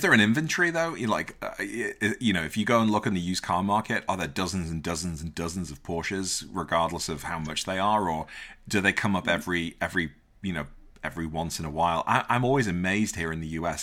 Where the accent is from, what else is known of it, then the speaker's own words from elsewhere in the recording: Liverpool, North West England, United Kingdom; growing up in Liverpool